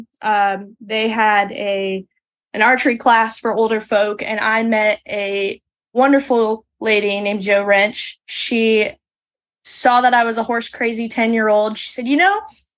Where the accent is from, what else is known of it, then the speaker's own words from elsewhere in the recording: Yukon, Oklahoma, United States; also born or lived in Villavicencio, Colombia; The Yukon Mustang area is where I've been for the last 20 years of my life